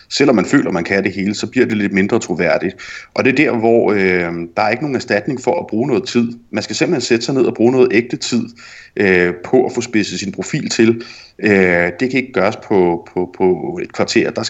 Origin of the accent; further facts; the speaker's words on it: Jutland, Denmark; ja, netop som jyde, øh, og som dansker, og sandsynligvis også som kvinde.